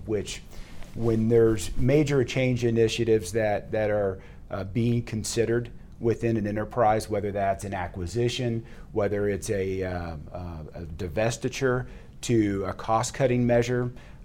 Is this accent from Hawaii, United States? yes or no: no; Fort Worth, Texas, United States; Grew up in Fort Worth and then went away to school